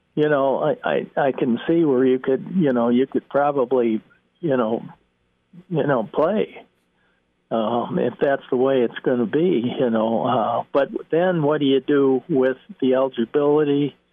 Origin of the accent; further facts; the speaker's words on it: Chicago, Illinois, United States; moved away; that's my hometown